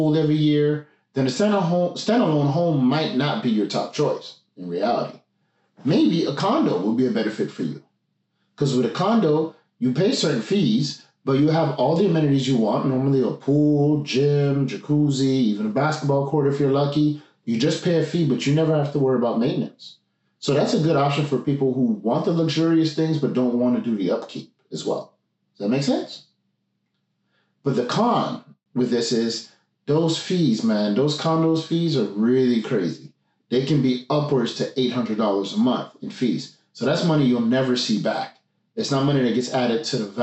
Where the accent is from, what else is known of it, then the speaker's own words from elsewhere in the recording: Montreal, Quebec, Canada; now in Gatineau, Canada; I'm from Montreal, currently living in Gatineau